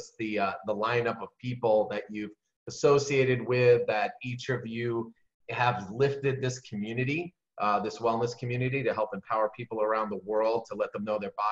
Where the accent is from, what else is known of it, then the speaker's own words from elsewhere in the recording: New York, United States; I'm from New York